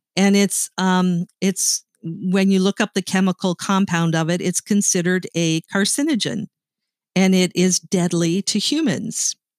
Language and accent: English; Canada; I am Canadian, and I wanna be proud of Canada